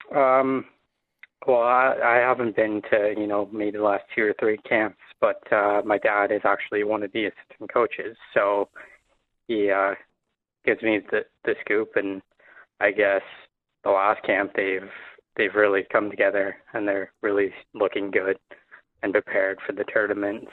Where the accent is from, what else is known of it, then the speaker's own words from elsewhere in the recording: Windsor, Ontario, Canada; I'm from Windsor